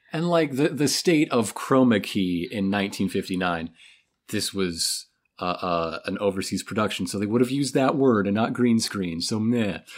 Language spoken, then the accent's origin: English; United States; as an American